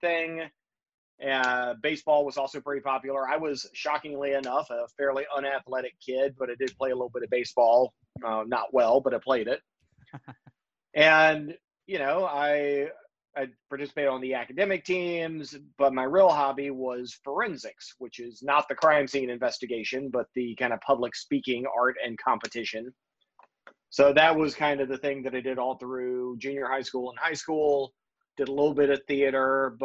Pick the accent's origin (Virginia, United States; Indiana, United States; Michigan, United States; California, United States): Virginia, United States; Lunenburg County; I grew up in Lunenburg County, Virginia